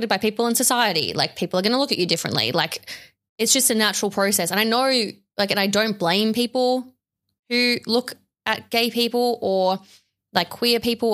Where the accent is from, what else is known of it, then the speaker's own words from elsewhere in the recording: Sydney, New South Wales, Australia; growing up where I grew up on the North Shore of Sydney